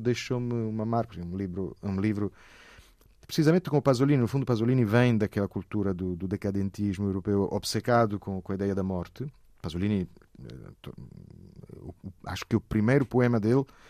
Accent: Lecce, Apulia, Italy; Portuguese is a second language; moved away as an adult; now in Portugal; eu sou de Lecce

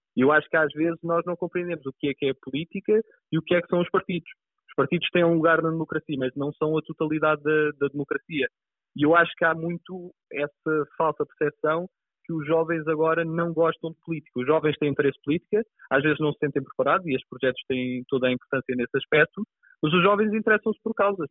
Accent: Pinhal Novo, Setúbal, Portugal; also born or lived in Azores; sou do, do Pinhal Novo, que é, que é a minha terra, mas cresci nos Açores

